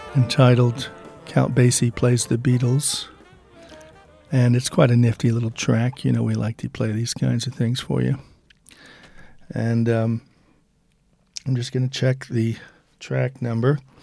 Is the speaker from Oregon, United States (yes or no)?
yes; Eugene, Oregon, United States; now in Liverpool, United Kingdom; while being a Liverpool resident, um, but not originally from Liverpool, I grew up in Eugene, Oregon